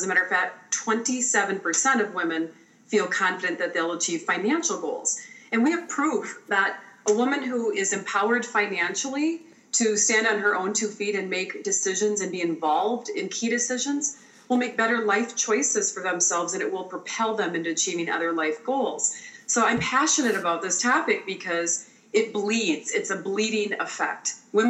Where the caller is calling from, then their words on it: Eden Prairie, Minnesota, United States; Minneapolis, Minnesota, or Eden Prairie, Minnesota, where my office is located. So I'm just sitting in my office.